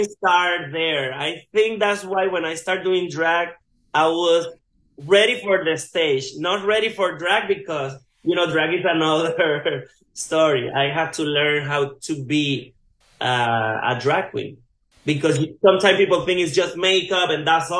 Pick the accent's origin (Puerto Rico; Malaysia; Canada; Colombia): Puerto Rico; I grew up in Guac, Puerto Rico. It's like, like the mountains